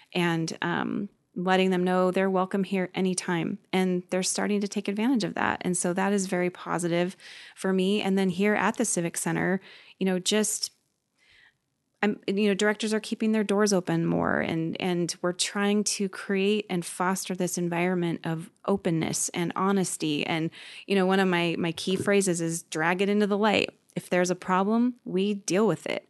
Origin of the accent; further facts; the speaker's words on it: Gig Harbor, Washington, United States; also born or lived in Seattle, Washington / Bremerton, Washington; I moved here in nineteen eighty-two with my family